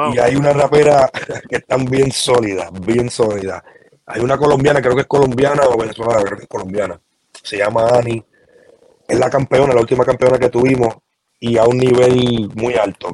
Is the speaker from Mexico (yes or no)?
no; Puerto Rico; yo soy de Coupé y toda mi familia es de Caimito